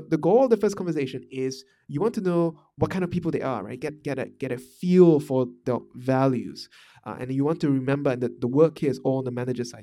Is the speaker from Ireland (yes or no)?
no; Malaysia; moved away; also born or lived in Singapore / Vietnam; I'm Malaysian, m, uh, and I come from a small town in Malaysia